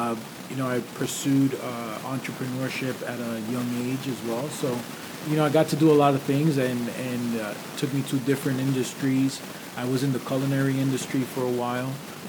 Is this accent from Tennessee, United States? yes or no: no; New York, United States; now in Palm Beach County, United States; When I lived in New York, originally I'm from New York